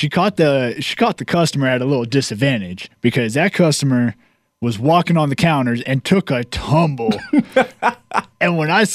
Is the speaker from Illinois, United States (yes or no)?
no; Virginia, United States; I grew up in Virginia, and we had a Waffle House in the nearest town where I lived.